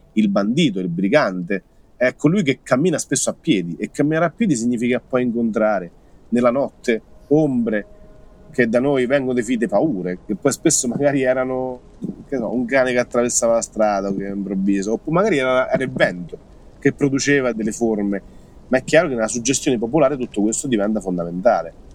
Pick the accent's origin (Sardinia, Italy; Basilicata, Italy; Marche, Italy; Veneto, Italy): Marche, Italy; Roccafluvione; insegno italiano, storia e geografia a scuola media del mio paese Roccafione